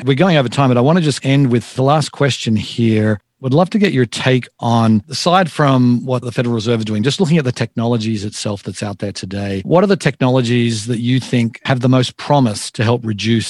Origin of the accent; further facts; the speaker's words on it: Australia; now in United States; I'm from Australia originally.